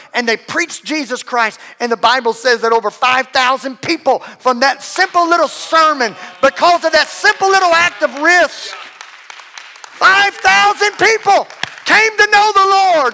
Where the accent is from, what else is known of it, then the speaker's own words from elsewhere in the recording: Louisiana, United States; I'm from, I'm from Louisiana